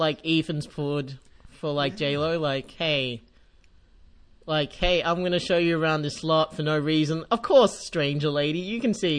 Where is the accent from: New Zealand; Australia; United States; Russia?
Australia; as an Australian